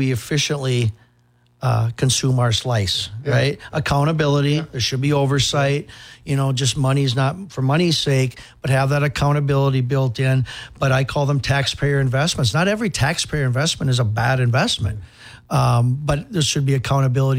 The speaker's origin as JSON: {"language": "English", "town": "Hutchinson", "region": "Minnesota", "country": "United States", "tie": "born or raised there", "lives_now": "Apple Valley, United States", "said": "I was born and raised in Hutchinson. That's where I'm from. I live in Apple Valley, but I'm from Hutch"}